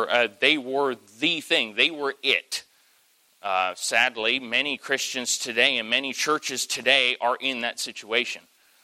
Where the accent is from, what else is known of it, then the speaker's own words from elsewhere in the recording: Southern United States, United States; I'm in Yankee territory, but tell me there's somebody in here who knows what a glory lap is. Hey, I'm from South.